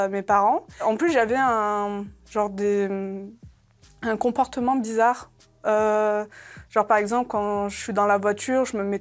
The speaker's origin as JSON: {"language": "French", "country": "Algeria", "tie": "born there", "said": "Moi, en plus, je suis née en Algérie. Ça veut dire niveau soleil, on est servi."}